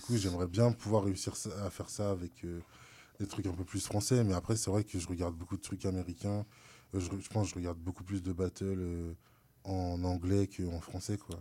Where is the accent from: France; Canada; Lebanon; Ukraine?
France; je suis français